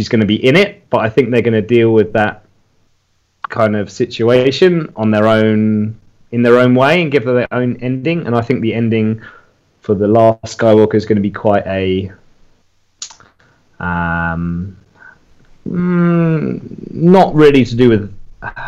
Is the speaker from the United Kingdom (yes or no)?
yes; England, United Kingdom; moved away as an adult; now in Chiang Mai, Thailand; I'm originally from England